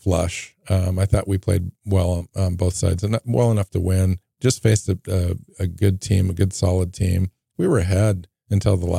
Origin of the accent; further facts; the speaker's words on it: Seattle, Washington, United States; moved away as an adult; also born or lived in Portland area, Oregon; I grew up in the Seattle area, and then after college moved to the Portland area